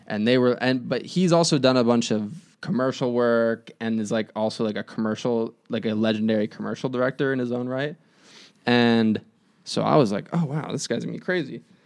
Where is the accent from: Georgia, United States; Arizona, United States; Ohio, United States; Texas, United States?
Arizona, United States; Phoenix; now in Chicago, United States; I'm from Phoenix